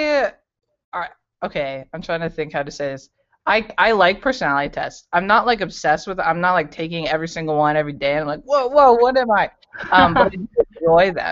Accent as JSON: {"language": "English", "region": "Colorado", "country": "United States", "moved": "as an adult", "lives_now": "Cincinnati, United States", "said": "I am from Colorado, and I moved to Cincinnati about 2 years ago"}